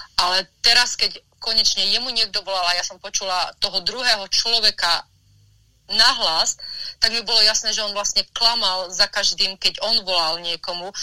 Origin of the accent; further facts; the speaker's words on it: Slovakia; now in Los Angeles, United States; ja som vyrastala na Slovensku